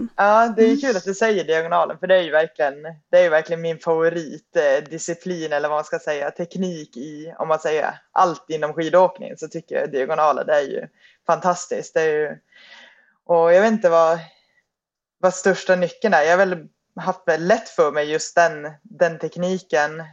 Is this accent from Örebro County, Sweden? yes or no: no; Piteå, Norrbotten County, Sweden; moved away; jag är ehm, ursprungligen från Piteå